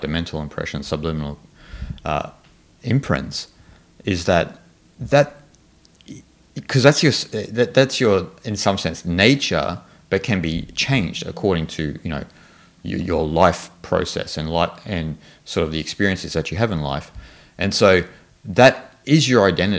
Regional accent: Australia; You know, so I'm Australian, I'm like this.

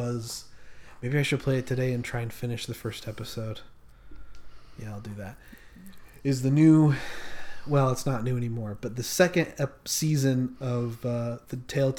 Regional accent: Utah, United States; I'm from Utah.

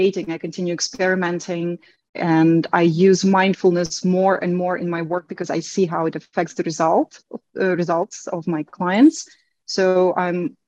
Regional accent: Belarus; first language Russian and Belarusian; English is a second language; now in Turkey; my native language is Russian and Belarusian, because I am from Belarus.

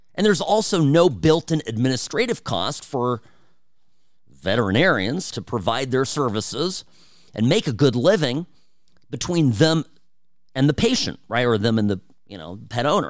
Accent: United States; first language Czech; English is a second language; English is my second language. I, I learned Czech from my parents, um, even though I grew up in this country first

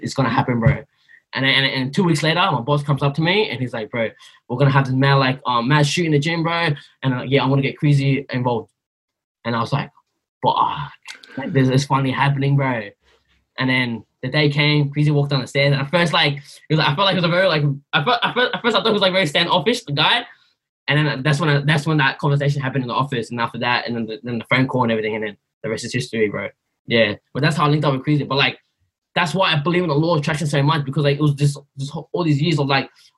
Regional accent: Sydney, New South Wales, Australia; also born or lived in Blacktown / Burma; growing up in Greenacre, in kindergarten, like, I didn't even know how to pronounce my own name

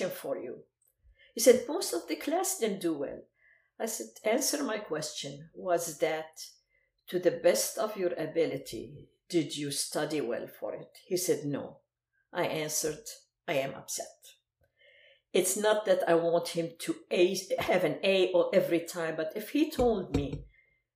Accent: Aleppo, Aleppo Governorate, Syria; first language Arabic; English is a second language; moved away as an adult; also born or lived in Lebanon; now in United States; my hometown, Aleppo

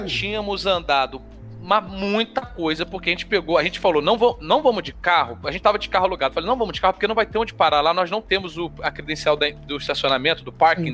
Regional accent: Brazil; porque nós somos Brasil

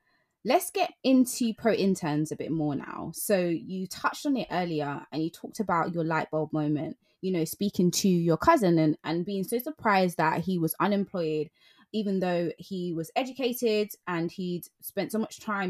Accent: London, United Kingdom; as a Londoner

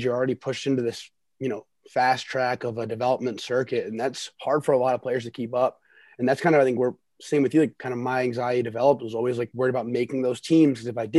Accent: Western Canada, Canada; now in United States; growing up in Western Canada, they, you know, they had the Bantam draft for the WHL.

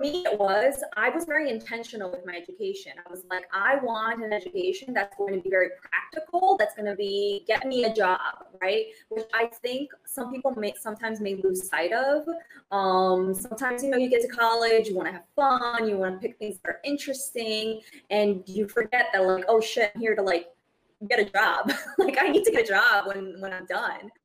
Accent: Brazil; now in United States; as an immigrant, I was born in Brazil. I moved to the United States

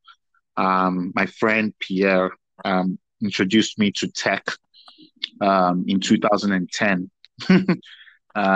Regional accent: Warri, Delta, Nigeria; moved away as an adult; also born or lived in Lagos, Nigeria / Abuja, Nigeria / Nasarawa, Nigeria / Waterloo, Canada; I was born in Lagos, grew up quite a bit in Warri, went to boarding school in Abuja, stroke Nasarawa States

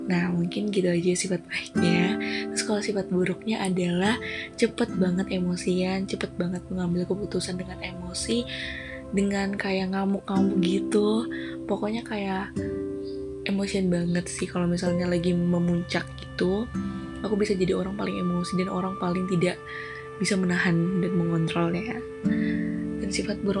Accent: Yogyakarta, Special Region of Yogyakarta, Indonesia; born there; Dan aku lahir di Yogyakarta tanggal 28 April 2004

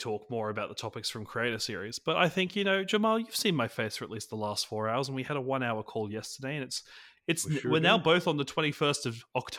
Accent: Australia; Not that I understand Thanksgiving at all as an Aussie. I've reached out to an Australian creator who has been playing NBA All World

